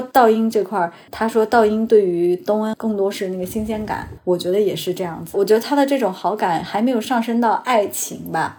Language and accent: Chinese; China; 我们 中国人